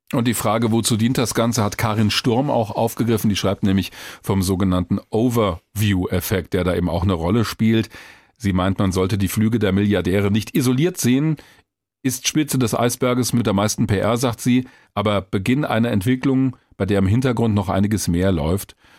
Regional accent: Hesse, Germany; bei uns in Hessen

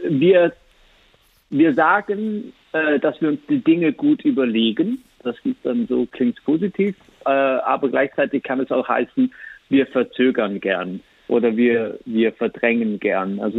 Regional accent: Italy; wenn man denkt, dass ein großer Teil der Schweiz äh, eigentlich sogar Italienisch spricht und dann man als Italienerin so Probleme hat

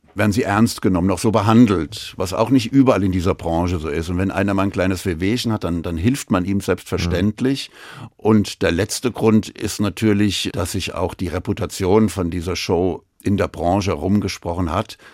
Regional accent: Frankfurt, Hesse, Germany; gebürtiger Frankfurter

